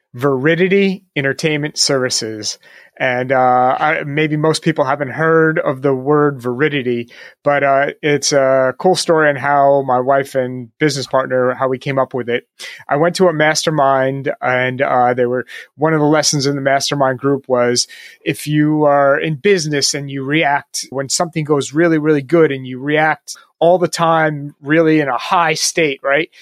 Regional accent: New York, United States; I'm from New York, so plenty of Knicks and Nets games

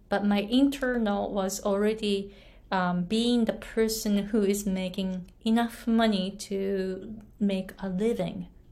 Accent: Japan; English is a second language; moved away as an adult; also born or lived in United States; now in Hawaii, United States; I was born and raised in Japan, didn't speak English at all, came to the US

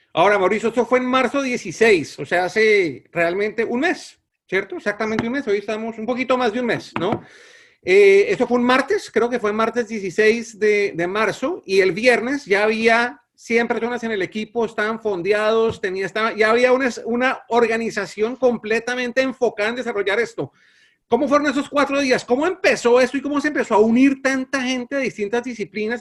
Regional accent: Colombia; quienes somos colombianos

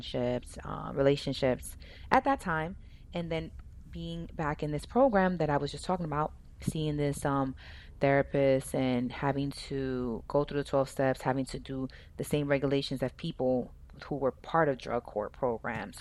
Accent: Dominican Republic; I'm from Dominican Republic, and in Latino cultures, and specifically in the area I was from, it's normal to drink.

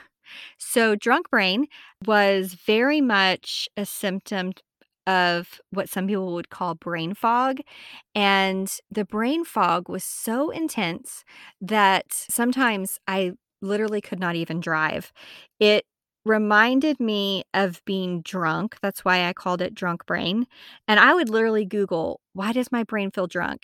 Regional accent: Amarillo, Texas, United States; moved away as an adult; also born or lived in South Carolina; I'm originally from Amarillo, Texas

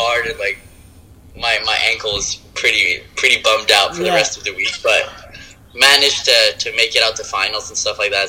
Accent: Quebec, Canada; I'm from Quebec, Canada.

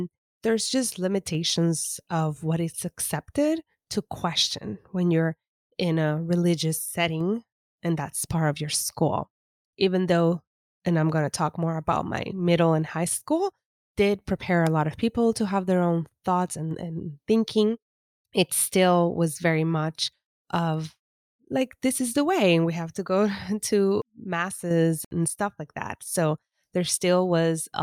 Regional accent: East Coast of Puerto Rico, Puerto Rico; also born or lived in San Juan, Puerto Rico; I was born and raised more on the East Coast in a smaller town, and now I was going to start school in the capital in San Juan

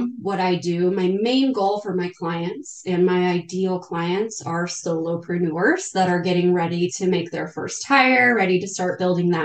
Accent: Northern Colorado, United States; I was born and raised in Northern Colorado

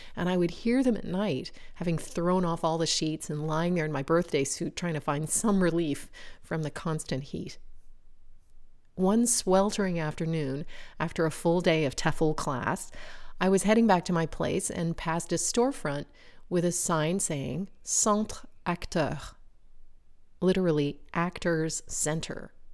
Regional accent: United States; moved away as an adult; now in France; branded me in some eyes as typically American

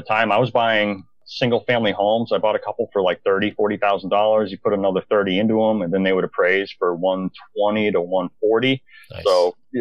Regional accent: Maine, United States; also born or lived in Bangor, Maine; I'm from Maine originally

